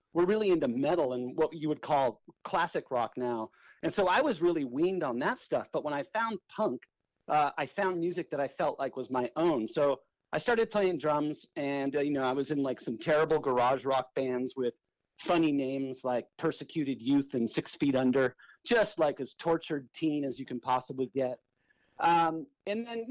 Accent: South Bay, Southern California, United States; I grew up in Southern California in an area called the South Bay, which is, you know, Redondo Beach, Manhattan Beach, Hermosa Beach, in that area

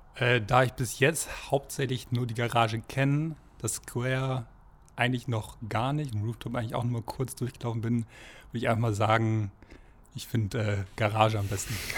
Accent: near Karlsruhe, Baden-Württemberg, Germany; now in Ingolstadt, Germany; ich komme aus der Nähe von Karlsruhe, mhm. vom Dorf

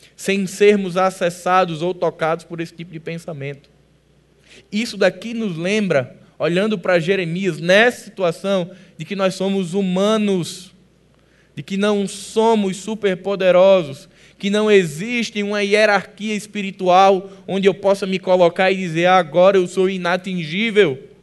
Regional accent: Northeast Region, Brazil; Como bons nordestinos

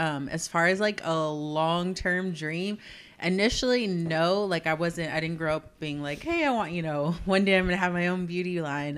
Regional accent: Southern California, United States; moved away as an adult; also born or lived in Fort Worth, Texas / San Antonio, Texas; now in Corpus Christi, United States; I grew up in Southern California

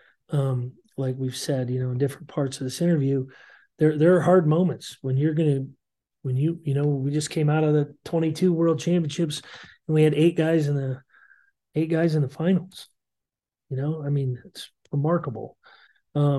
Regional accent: Montana, United States; moved away; also born or lived in Iowa; growing up in Montana.

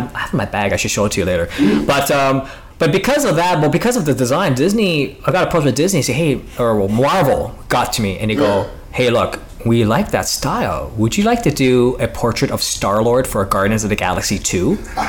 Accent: Ottawa, Ontario, Canada; I mean, like, I'm from Ottawa. OVO's from Toronto.

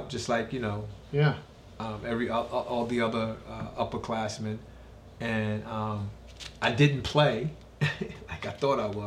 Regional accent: New York City, New York, United States; growing up in South Jamaica, Queens

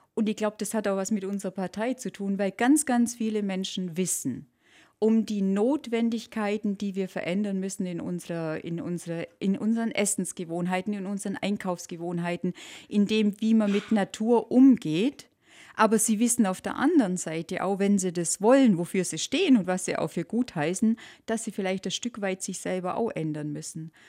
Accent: Allgäu, Bavaria, Germany; sind wir Allgäuer

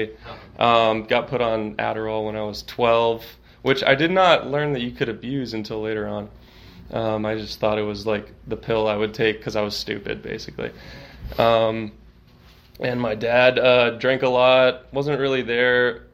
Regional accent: Austin, Texas, United States; I grew up here in Austin

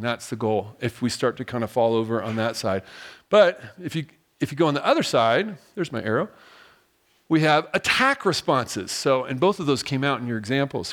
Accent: Diamond Bar, California, United States; moved away as an adult; I'm actually originally from Southern California, a little place called Diamond Bar, and, uh, grew up there

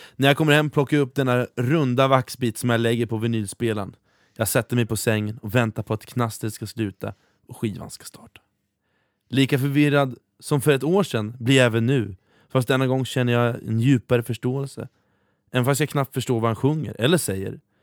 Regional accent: Norrköping, Östergötland, Sweden; i min hemstad i Norrköping

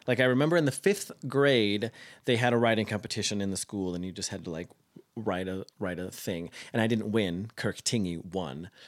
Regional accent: Caldwell, Idaho, United States; I am from the small town of Caldwell, Idaho, just outside Boise

